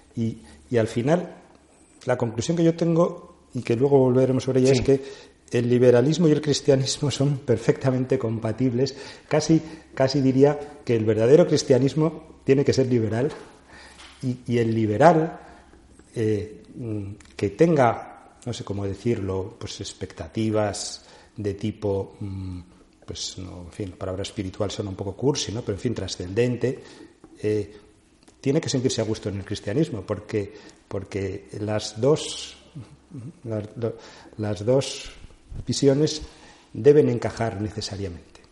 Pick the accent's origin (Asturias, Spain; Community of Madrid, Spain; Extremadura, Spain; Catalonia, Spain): Community of Madrid, Spain; Madrid; also born or lived in Teruel, Aragon, Spain; yo aparezco en Madrid con seis años, a finales de los sesentas.